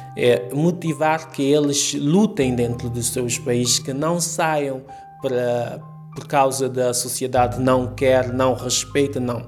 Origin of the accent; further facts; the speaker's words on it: Cape Verde; moved away as an adult; also born or lived in Mindelo; now in Lisbon, Portugal; Sou cabo-verdiano